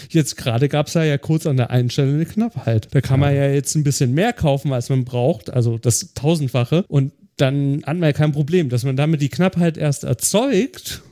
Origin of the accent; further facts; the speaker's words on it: Germany; Als Deutscher